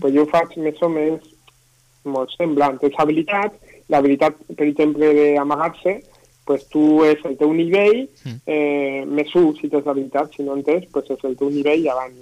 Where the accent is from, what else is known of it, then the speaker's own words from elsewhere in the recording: Castellón de la Plana, Valencian Community, Spain; yo originalment soc de Castelló